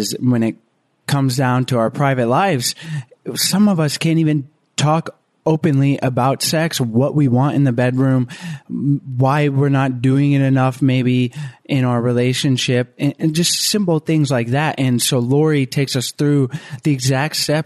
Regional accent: the South, United States; moved away as an adult; also born or lived in Florida; now in Costa Rica; We're both from the South

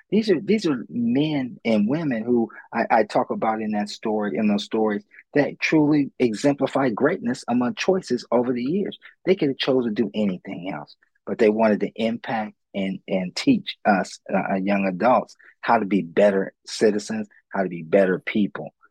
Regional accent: Columbus, Ohio, United States; I'm born and raised in Columbus, Ohio

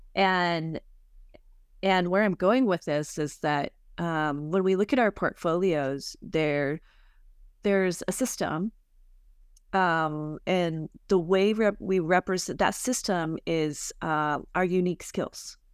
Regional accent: Arizona, United States; I'm from Arizona, I live here

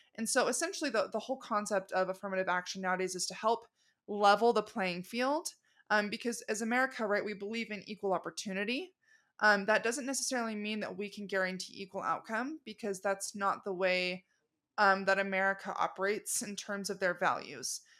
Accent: Arizona, United States; also born or lived in Los Angeles, California; I'm originally from Arizona

